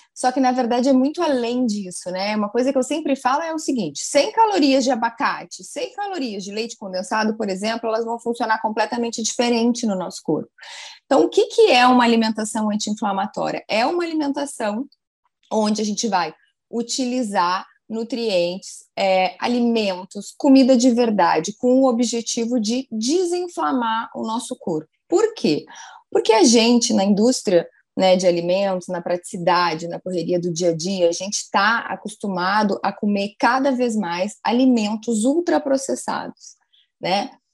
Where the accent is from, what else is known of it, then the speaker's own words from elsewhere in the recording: Rio Grande do Sul, Brazil; also born or lived in Pelotas, Brazil; now in Rio de Janeiro, Brazil; eu me formei na Universidade Federal de Pelotas, eu sou gaúcha